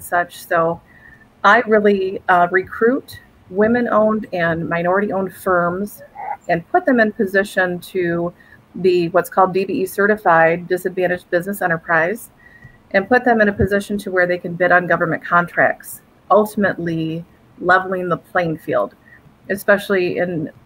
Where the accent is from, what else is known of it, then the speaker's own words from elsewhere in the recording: Lansing, Michigan, United States; born and raised in Lansing, Michigan